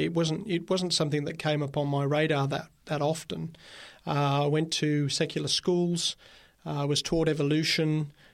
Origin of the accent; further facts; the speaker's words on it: Birmingham, West Midlands, United Kingdom; now in Australia; I grew up in Birmingham, England